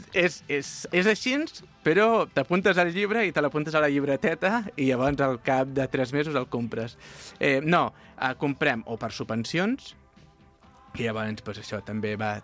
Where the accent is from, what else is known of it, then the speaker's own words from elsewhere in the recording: La Bisbal del Penedès, Catalonia, Spain; jo sóc de la Bisbal i vaig guanyar l'oposició a la Bisbal